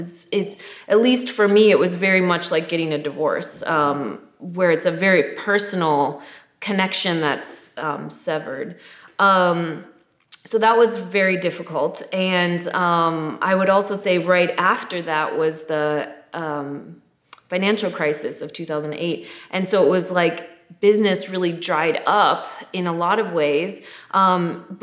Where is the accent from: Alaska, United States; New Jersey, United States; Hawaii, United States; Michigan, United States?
Michigan, United States; moved away; I moved here from Michigan